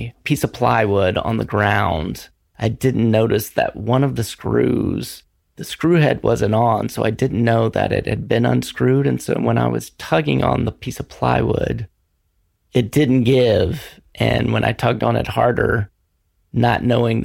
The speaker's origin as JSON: {"language": "English", "region": "North Carolina", "country": "United States", "tie": "born or raised there", "moved": "yes", "lives_now": "Portland, United States", "said": "I am born and raised in North Carolina"}